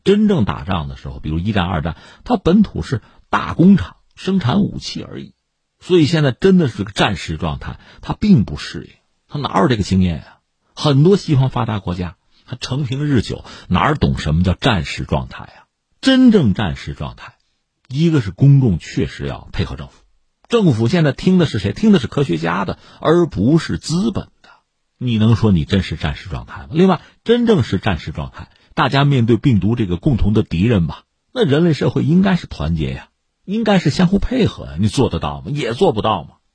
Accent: China; 作为中国人呢，我们

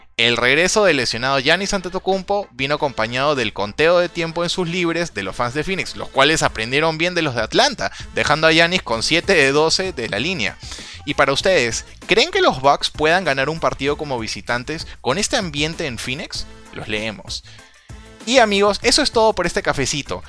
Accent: Peru; como peruano

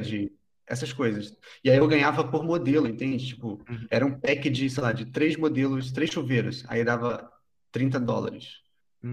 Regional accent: Rio de Janeiro, Brazil; moved away as an adult; also born or lived in Búzios; now in São Paulo, Brazil; eu, sou do Rio, né? Eu, eu, morava em Búzios, na região dos Lagos, no Rio de Janeiro.

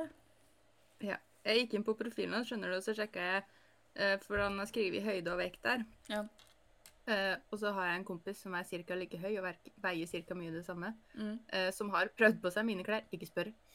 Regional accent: Northern Norway, Norway; jeg er nordlending med munndiaré

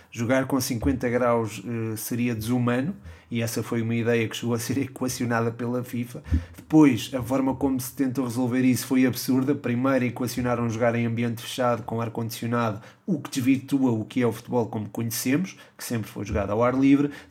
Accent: Coimbra, Centro, Portugal; born there; Uh, sim, nasci em Coimbra.

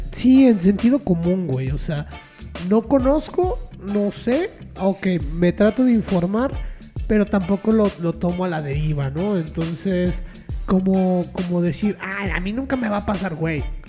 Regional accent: Mexico; como mexicanos

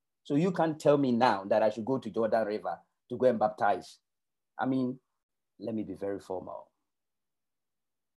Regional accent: Ghana; moved away as an adult; now in United Kingdom; I was born and raised in Africa

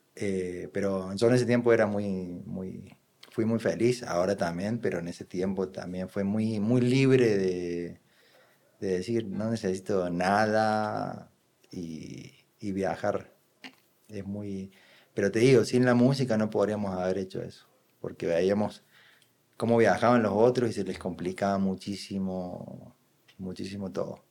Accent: Córdoba, Argentina; moved away as an adult; now in Sabaneta, Colombia; yo soy de Córdoba

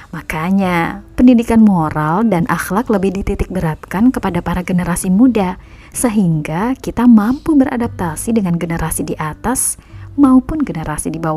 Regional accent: Medan, North Sumatra, Indonesia; born there; Ibuku pernah cerita, aku lahir di Medan, tepatnya di Raja Lama Belawan dibantu seorang bidan bernama Hanum Masta.

